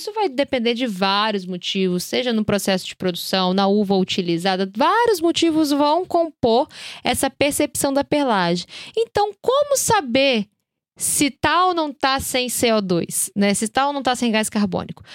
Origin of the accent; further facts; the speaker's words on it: Brazil; somos brasileiros